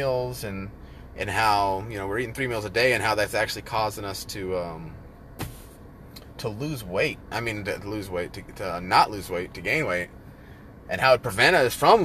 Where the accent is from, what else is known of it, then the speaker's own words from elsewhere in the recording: Northern California, United States; moved away; We lived out in the foothills up in Northern Cali